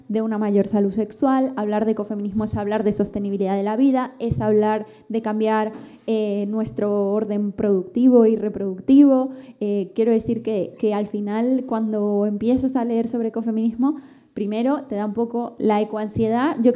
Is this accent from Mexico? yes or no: no; Argentina; Se nota que somos argentinas de nacimiento